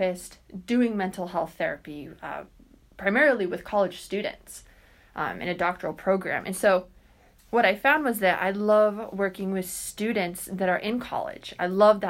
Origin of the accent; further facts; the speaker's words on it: Salt Lake City, Utah, United States; moved away; I come from Salt Lake City, Utah